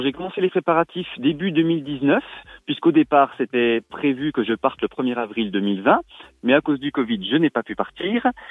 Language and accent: French; Rennes-sur-Loue, Bourgogne-Franche-Comté, France; chez nous à Rennes-sur-Loup